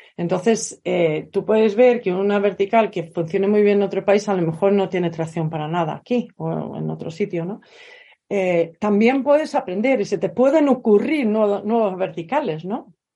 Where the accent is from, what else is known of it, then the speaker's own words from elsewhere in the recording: Sweden; moved away as an adult; now in Spain; vivo en España, soy sueca de origen y vivo en España desde hace casi 30 años